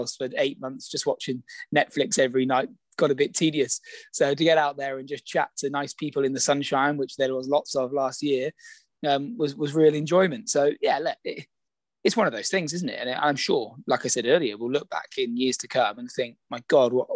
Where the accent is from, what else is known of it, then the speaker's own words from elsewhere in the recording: Exeter, South West England, United Kingdom; I grew up in Exeter and played locally, played for my local club, Exeter Saracens